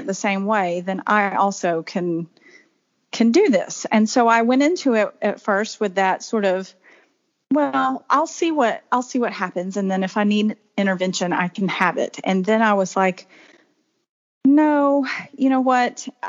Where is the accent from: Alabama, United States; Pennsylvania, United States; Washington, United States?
Alabama, United States; now in South Carolina, United States; I grew up in Alabama and moved to South Carolina in 2004 and have lived here ever since.